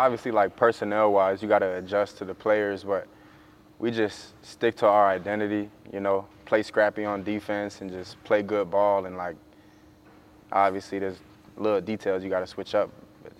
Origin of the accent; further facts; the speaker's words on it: Florida, United States; I'm from Florida, so it's close to home.